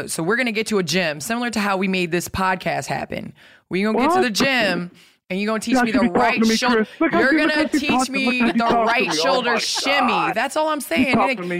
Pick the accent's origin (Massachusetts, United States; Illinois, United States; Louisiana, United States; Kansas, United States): Illinois, United States; Chicago; I'm from Chicago, too.